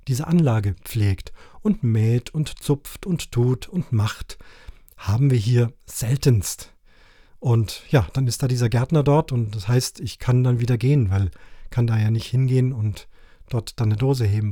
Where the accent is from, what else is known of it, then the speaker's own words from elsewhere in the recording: Cape Town, Western Cape, South Africa; now in Allgäu, Germany; Ich war 14 Tage in meiner alten Heimat in Kapstadt